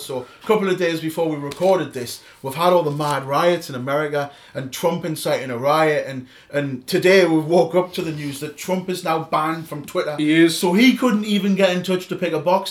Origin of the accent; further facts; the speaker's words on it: Newcastle upon Tyne, North East England, United Kingdom; accent: Geordie; I am proper Geordie